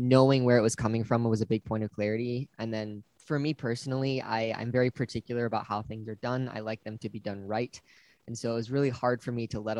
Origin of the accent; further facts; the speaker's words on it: Wisconsin, United States; born there; now in Pittsboro, United States; I was born in Wisconsin and we've moved around a lot, but that's where I'm at right now.